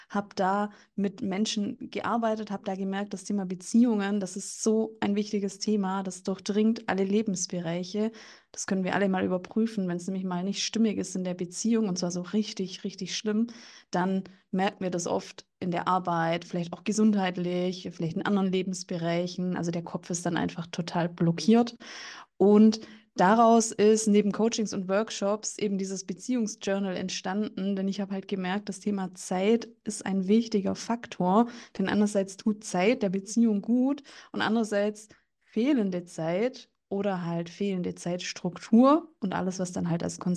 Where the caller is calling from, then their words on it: Bavaria, Germany; bin jetzt aus dem Landkreis München zugeschaltet